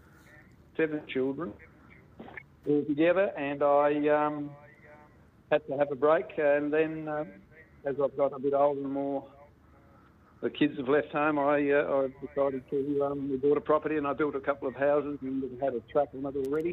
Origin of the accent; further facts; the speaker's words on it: Albury, New South Wales, Australia; moved away as an adult; also born or lived in Queensland; now in Tasmania, Australia; we left Tasmania when I was a young fellow. And I grew up in Albury, Wodonga.